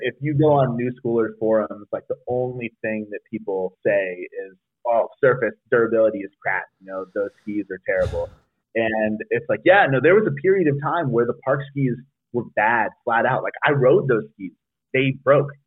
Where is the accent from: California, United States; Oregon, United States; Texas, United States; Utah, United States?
California, United States; South Lake Tahoe; I rode at Heavenly for a long time growing up in South Lake Tahoe